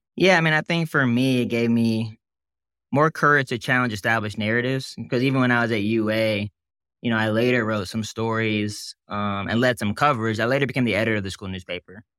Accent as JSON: {"language": "English", "town": "Montgomery", "region": "Alabama", "country": "United States", "tie": "born or raised there", "moved": "as an adult", "said": "I was born in Montgomery, lived there until eighteen"}